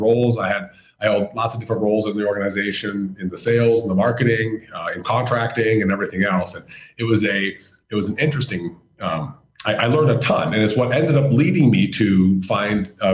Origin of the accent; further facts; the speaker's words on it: Brookings, South Dakota, United States; I stayed right there in my hometown